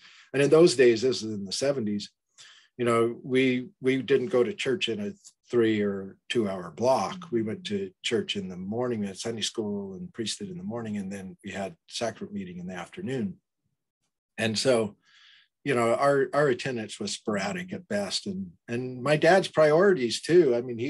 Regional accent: Burley, Idaho, United States; And so I was born in Southern California, but then we moved back to Idaho when I was very young, before my memories started, about a year and a half, and then lived on a farm outside of Burley, Idaho, along the Snake River.

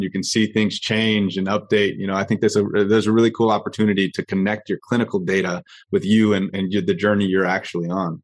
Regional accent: Orange County, California, United States; now in San Diego, United States; I grew up in Orange County, and now I'm currently based in San Diego

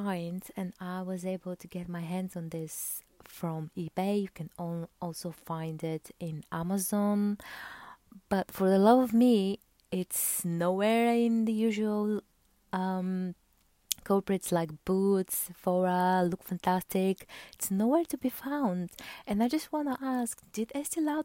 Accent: Bulgaria; I'm from Bulgaria

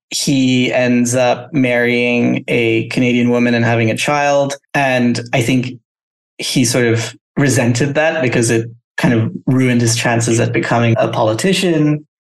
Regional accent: Thailand; well, that's kind of crazy because I grew up in Thailand

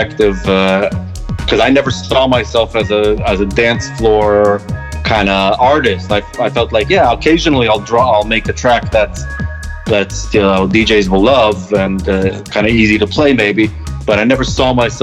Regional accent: Israel; moved away; growing up in Israel, surrounded by Arabic and Middle Eastern food

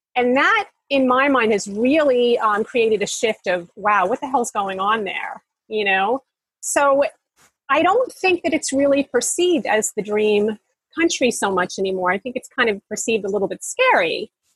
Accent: United States; now in Bali, Indonesia; I'm an American

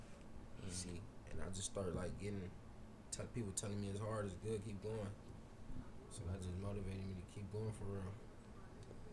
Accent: Los Angeles, California, United States; I'm from South Central. I grew up in South Central, like Westmont.

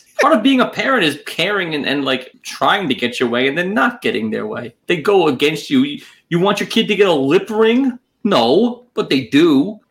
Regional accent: New York City, New York, United States; I'm from born and raised in Manhattan. I'm urban.

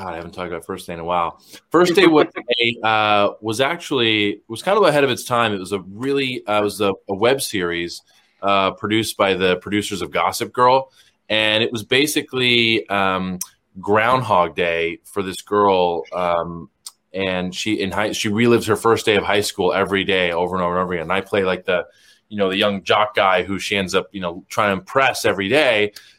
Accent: Los Angeles, California, United States; Los Angeles, California.

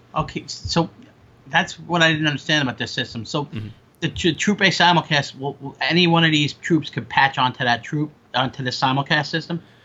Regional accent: Long Island, New York, United States; I grew up in Long Island

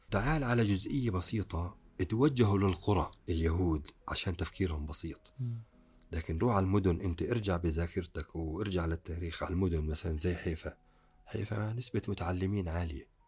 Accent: Palestine; انا ما بحكي هيك لاني انا فلسطيني

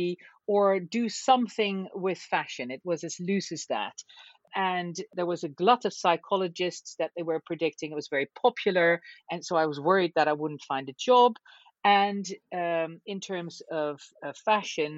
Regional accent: Hilversum, North Holland, Netherlands; we moved away from Hilversum, which is a bigger town in Holland where I was born, to a little village. It was only 5 miles away.

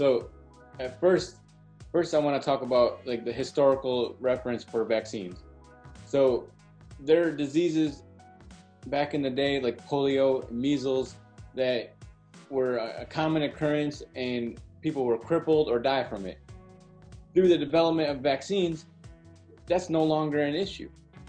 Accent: Detroit, Michigan, United States; also born or lived in Nebraska / Pennsylvania; now in St. Louis, United States; I currently reside in St. Louis. I grew up in the Detroit area.

